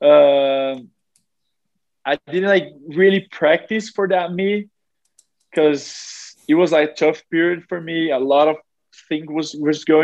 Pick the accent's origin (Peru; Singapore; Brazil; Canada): Brazil; also born or lived in South Carolina, United States; being like next to my family and in my home country